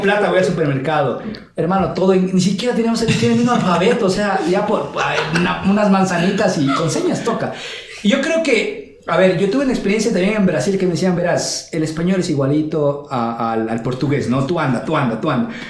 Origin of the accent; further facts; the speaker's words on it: Ecuador; now in Quito, Ecuador; los ecuatorianos nos adaptamos en cualquier país